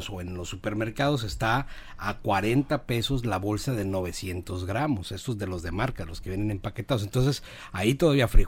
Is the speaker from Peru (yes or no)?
no; Sinaloa, Mexico; moved away; de la tierra de donde soy hay muchos pescados muy ricos, todo Sinaloa tiene